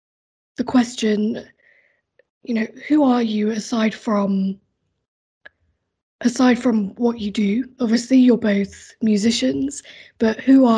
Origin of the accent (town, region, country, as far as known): Hampshire, South East England, United Kingdom; now in Sydney, Australia